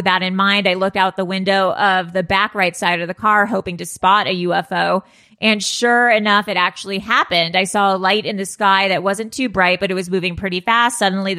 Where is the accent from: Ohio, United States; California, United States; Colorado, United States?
California, United States; Malibu; I grew up in Malibu.